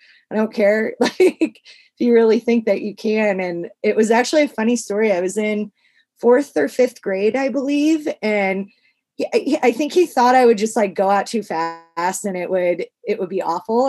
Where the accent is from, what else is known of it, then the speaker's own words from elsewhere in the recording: St. Charles, Missouri, United States; now in California, United States; So I live in like the mountains in California now, but I grew up in St. Charles, Missouri, which is like a suburb of St. Louis.